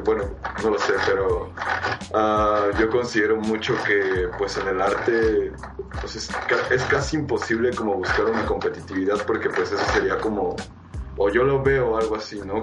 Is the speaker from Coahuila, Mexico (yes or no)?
no; Mexico City, Mexico; Nosotros somos de la Ciudad de México y también pues muy pegados colindando a Nesa